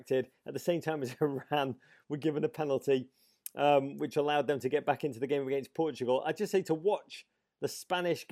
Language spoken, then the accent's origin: English; England, United Kingdom; moved away; I am the English